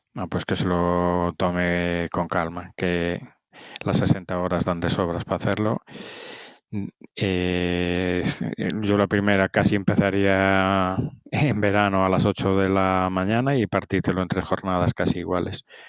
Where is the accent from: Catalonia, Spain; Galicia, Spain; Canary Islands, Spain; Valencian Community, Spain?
Galicia, Spain; Ferrol; yo soy de Ferrol